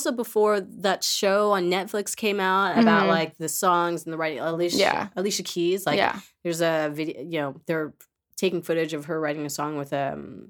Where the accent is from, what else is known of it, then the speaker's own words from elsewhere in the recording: Queens, New York, United States; Born and raised in Queens.